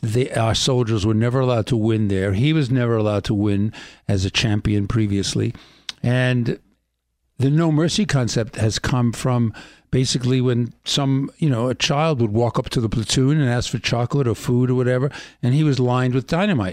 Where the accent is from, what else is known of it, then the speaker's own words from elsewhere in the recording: New York City, New York, United States; I grew up in Brooklyn